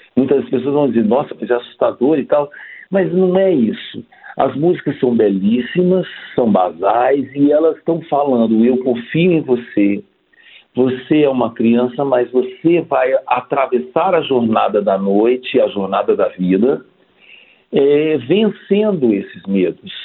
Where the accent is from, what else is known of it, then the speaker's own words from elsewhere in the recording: Brasília, Federal District, Brazil; moved away as an adult; also born or lived in Rio de Janeiro; eu saí de Brasília né, para fazer essa faculdade